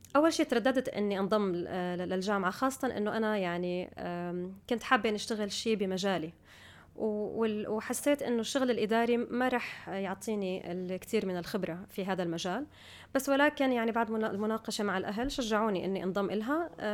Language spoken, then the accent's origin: Arabic; United Arab Emirates; also born or lived in Syria / Guildford, United Kingdom; كنت بالامارات من كان عمري سنتين فانا بالنسبه لي يعني ربيت في الامارات درست في الامارات عايشه في الامارات